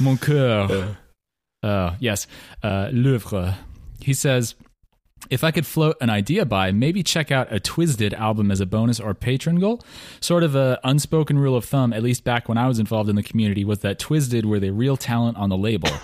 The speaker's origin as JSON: {"language": "English", "region": "mid Central West of Oregon", "country": "United States"}